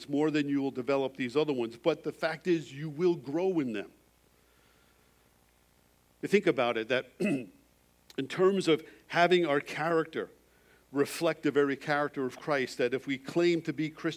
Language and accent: English; Long Island, New York, United States; moved away as an adult; also born or lived in North Dakota; now in Canada; in the backyard of the house I grew up on Long Island was this huge oak tree